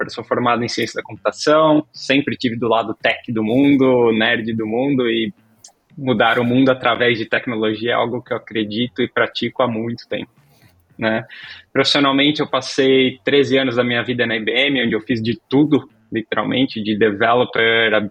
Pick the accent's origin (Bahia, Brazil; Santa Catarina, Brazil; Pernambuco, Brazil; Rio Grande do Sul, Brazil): Santa Catarina, Brazil; Laguna; born there; accent: catarinense; also born or lived in Minas Gerais / São Paulo; 42 anos, uh, nascido em Laguna, Santa Catarina. Não tenho meu sotaque catarinense faz tempo, porque parte da minha trajetória foi de mudanças, então mudei muito, morei em Minas, São Paulo, you name it.